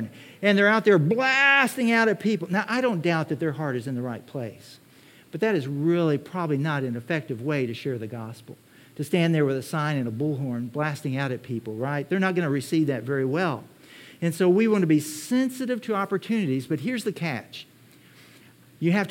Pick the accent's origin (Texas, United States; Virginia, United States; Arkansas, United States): Texas, United States; I'm from Texas.